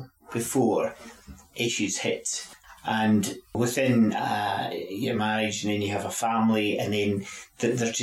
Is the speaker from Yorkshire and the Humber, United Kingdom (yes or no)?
no; Glenrothes, Scotland, United Kingdom; also born or lived in St Andrews; grew up in Glenothis